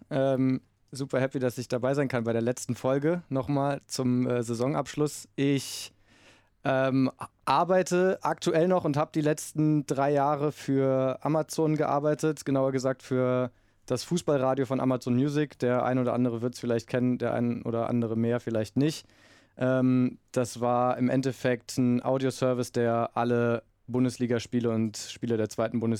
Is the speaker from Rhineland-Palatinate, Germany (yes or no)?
no; Berlin, Germany